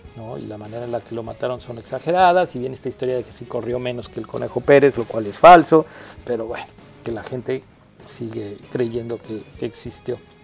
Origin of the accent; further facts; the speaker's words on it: Mexico; now in United States; el ser mexicano